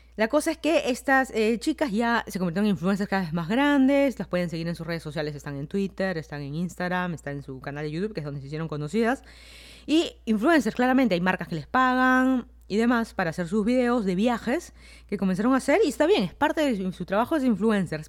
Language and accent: Spanish; Lima, Peru; moved away as an adult; also born or lived in Miami, United States / Fairfax County, Virginia, United States; now in Virginia, United States; yo soy de Lima, Perú. Me mudé a Estados Unidos ya hace casi cuatro años